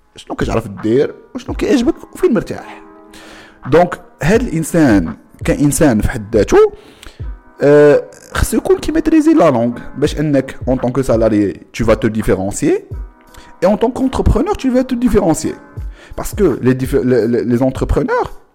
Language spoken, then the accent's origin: Arabic; Morocco; حنا كمغاربه